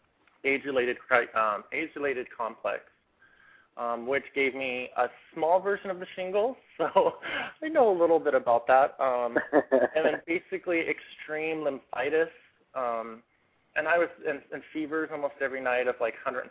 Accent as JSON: {"language": "English", "town": "Spokane", "region": "Washington", "country": "United States", "tie": "born or raised there", "also_born_or_lived": "Seattle, Washington", "lives_now": "Portland, United States", "said": "I was raised in Spokane, Washington. That was my home for homes, and I moved to Seattle about 9 years ago"}